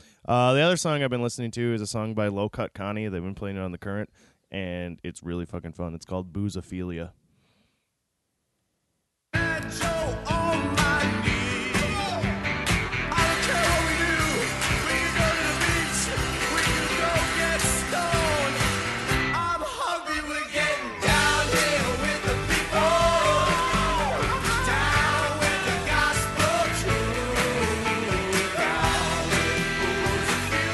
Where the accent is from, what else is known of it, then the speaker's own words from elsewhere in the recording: Minnesota, United States; we're from Minnesota